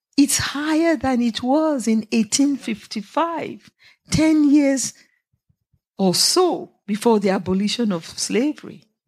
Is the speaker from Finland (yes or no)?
no; Nigeria; moved away; I'm Nigerian